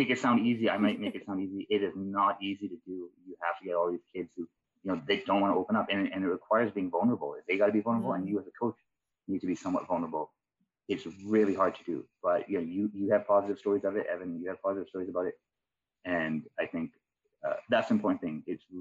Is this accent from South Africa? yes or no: no; Vancouver, British Columbia, Canada; I grew up in East Van. I grew up around Collingwood Renfrew area.